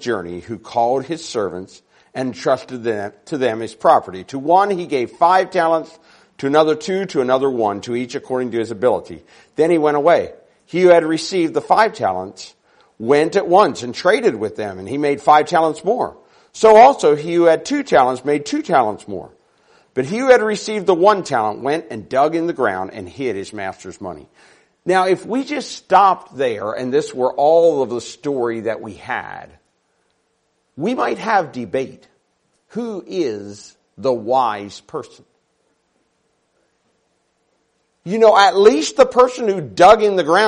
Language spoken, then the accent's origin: English; Maryland, United States; now in Sacramento, United States; I'm from Sacramento, California. We live right in the middle of the city in Sacramento. Now, I grew up on a dairy farm in Maryland